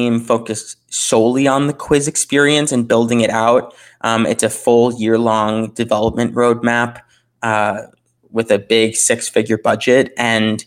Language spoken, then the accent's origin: English; Minneapolis, Minnesota, United States; my hometown of Minneapolis